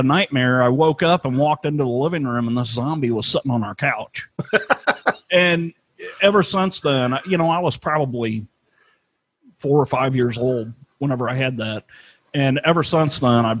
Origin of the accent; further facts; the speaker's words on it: St. Louis, Missouri, United States; I grew up in St. Louis